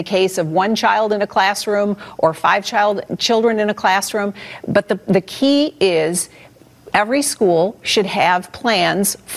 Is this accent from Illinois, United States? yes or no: no; Detroit, Michigan, United States; in my home state in the city of Detroit would be very different than that of a school